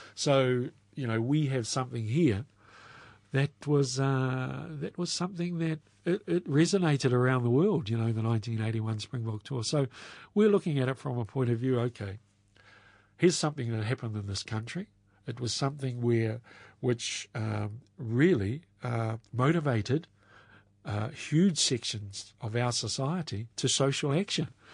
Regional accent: Waipukurau, Hawke's Bay, New Zealand; also born or lived in Auckland; grew up in central Hawke's Bay

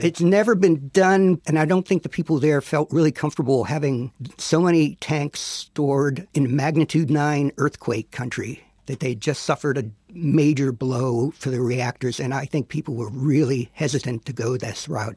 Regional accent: Pennsylvania, United States; where I grew up in Pennsylvania

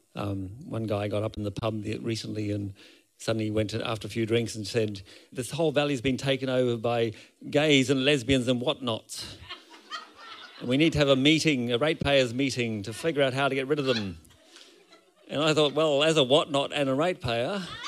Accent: Brisbane, Queensland, Australia; moved away; also born or lived in Ireland; I'm from Brisbane originally

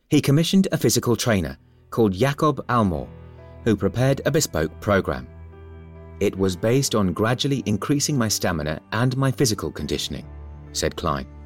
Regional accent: Timișoara, Timiș County, Romania; first language Hungarian; English is a second language; Of course, I knew Hungarian, which was my mother language, as Timisoara was originally part of Hungary, and Romanian.

